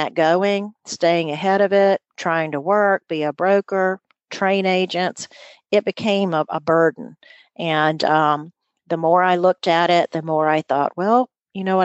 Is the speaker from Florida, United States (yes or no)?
yes; near the Georgia border, North Florida, United States; accent: southern; my home was about 15 miles from the Georgia border. So I don't know really where I get it, really. My folks don't have that kind of an accent, but somewhere along the way, I definitely have morphed into that southern accent